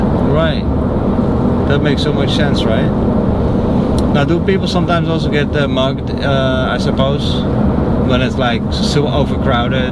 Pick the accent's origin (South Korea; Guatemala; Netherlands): Netherlands; now in Florida, United States; I'm from the Netherlands